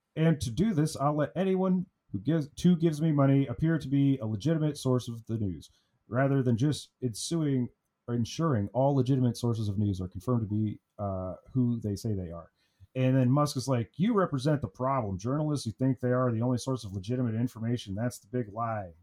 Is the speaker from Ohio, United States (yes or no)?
yes; Ohio, United States; I'm from Ohio